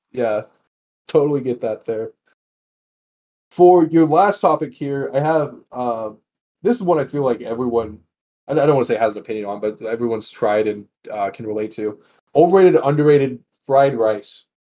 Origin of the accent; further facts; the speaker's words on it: Texas, United States; now in Las Vegas, United States; I'm from Texas originally and now live in Las Vegas.